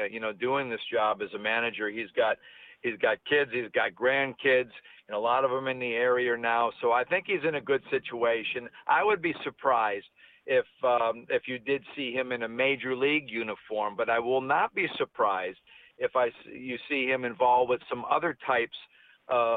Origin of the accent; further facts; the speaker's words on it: Connecticut, United States; moved away; I'm originally from Connecticut